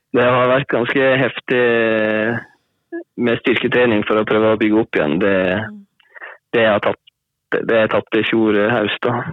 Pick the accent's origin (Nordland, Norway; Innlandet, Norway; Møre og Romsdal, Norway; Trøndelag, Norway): Møre og Romsdal, Norway; Hornindal; jeg er fra håndballen, eller Hornindal som det heter. Som ligger i Volda kommune nå.